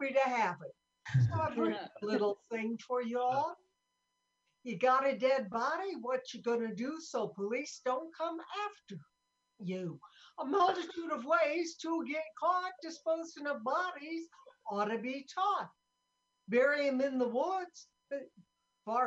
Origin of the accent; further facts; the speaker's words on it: Sioux City, Iowa, United States; I'm from Sioux City, Iowa